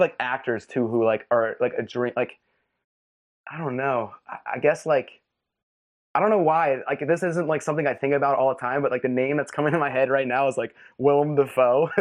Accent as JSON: {"language": "English", "town": "West Chester", "region": "Pennsylvania", "country": "United States", "tie": "born or raised there", "moved": "yes", "said": "I grew up in Westchester, Pennsylvania, which is, like, a suburb right outside of Philly"}